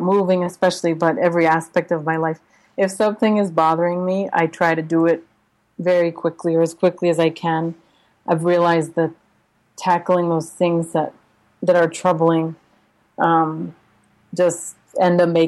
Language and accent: English; United States; moved away as an adult; also born or lived in Uzbekistan / Russia; now in Santiago, Chile; as an American